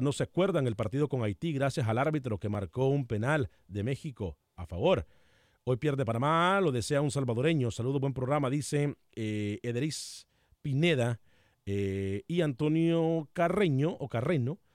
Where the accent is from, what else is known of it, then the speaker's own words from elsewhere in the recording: Honduras; yo no soy panameño, yo soy hondureño